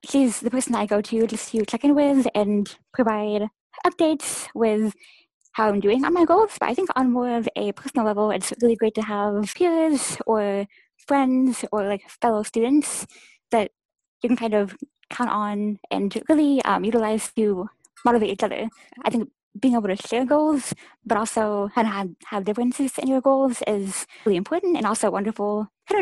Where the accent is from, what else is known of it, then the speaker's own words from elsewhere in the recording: Indianapolis, Indiana, United States; I'm from Indianapolis, Indiana